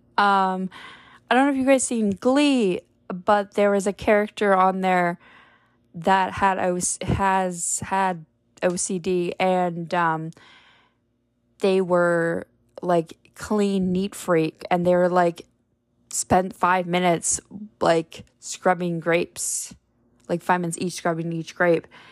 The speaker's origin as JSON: {"language": "English", "town": "Parry Sound", "region": "Ontario", "country": "Canada", "tie": "born or raised there", "moved": "yes", "said": "Perry Sound or my hometown"}